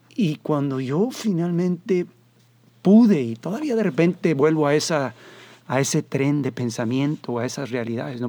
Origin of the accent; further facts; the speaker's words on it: Monterrey, Nuevo León, Mexico; moved away; also born or lived in Mexico City / United States / Costa Rica; Soy Montano. Nací aquí, aunque todo el mundo cree que soy chilango porque viví 10 años en el Distrito Federal